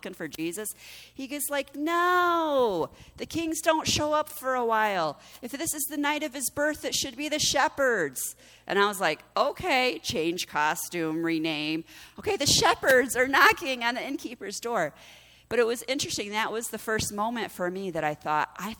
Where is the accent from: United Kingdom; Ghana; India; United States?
United States; As American Christians, we celebrate Thanksgiving.